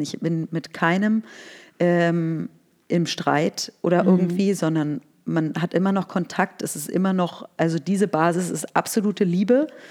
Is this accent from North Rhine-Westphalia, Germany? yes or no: no; Berlin, Germany; also born or lived in Scotland; ich bin 1981 in Berlin geboren. Ich ähm, bin hier aufgewachsen